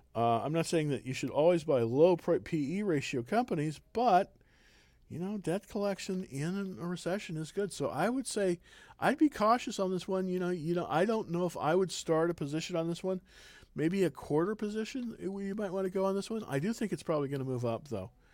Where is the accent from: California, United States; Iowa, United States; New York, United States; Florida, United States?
California, United States; now in Texas, United States; I'm originally from California